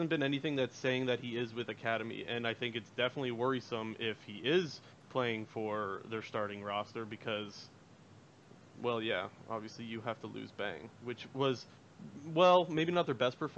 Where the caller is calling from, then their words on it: Sarnia, Ontario, Canada; Uh, Sarnia, Ontario.